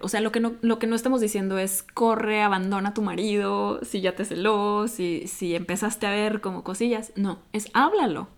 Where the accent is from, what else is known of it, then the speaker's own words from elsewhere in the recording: Mexico; soy de México